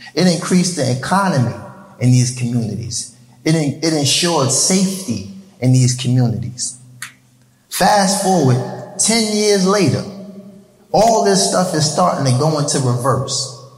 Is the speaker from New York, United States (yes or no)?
yes; New York City, New York, United States; I was born in New York City, raised in Harlem.